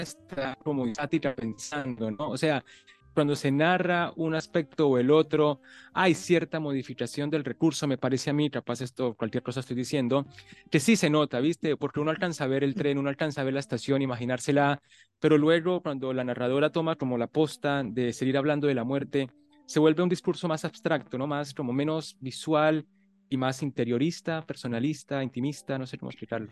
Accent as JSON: {"language": "Spanish", "country": "Colombia", "said": "yo soy colombiano"}